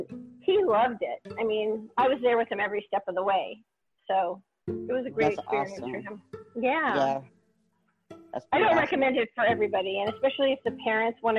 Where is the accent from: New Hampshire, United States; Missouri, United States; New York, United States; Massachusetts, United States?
New York, United States; I grew up in New York, and I started modeling when I was 2.5